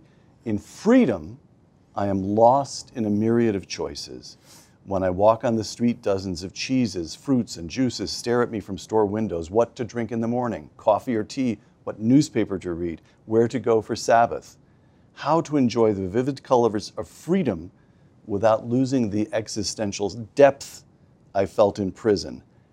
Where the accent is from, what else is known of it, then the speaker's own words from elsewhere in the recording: United States; In my mind, of course, I'm an American